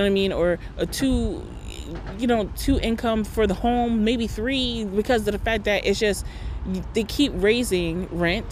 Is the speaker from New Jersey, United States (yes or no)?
yes; Rahway, New Jersey, United States; my hometown of Rahway.